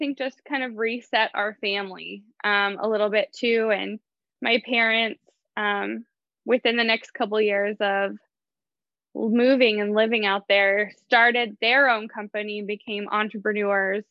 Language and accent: English; Juneau, Alaska, United States; also born or lived in Shelter Island, Alaska; I was born and raised here in Juneau